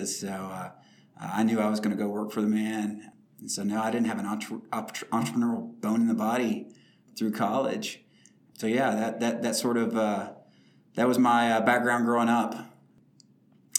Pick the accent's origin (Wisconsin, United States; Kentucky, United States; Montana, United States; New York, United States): Kentucky, United States; Glasgow; now in Nashville, United States; I grew up in rural Kentucky, a town called Glasgow, Kentucky